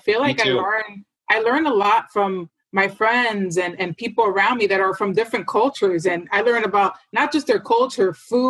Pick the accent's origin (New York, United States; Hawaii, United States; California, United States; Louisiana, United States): New York, United States; New York City; I'm from New York City.